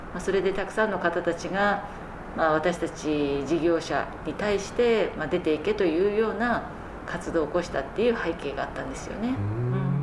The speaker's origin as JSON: {"language": "Japanese", "region": "Tokyo", "country": "Japan", "tie": "born or raised there", "also_born_or_lived": "Fukaya, Saitama / United States", "said": "私あの東京で生まれるんですけれども"}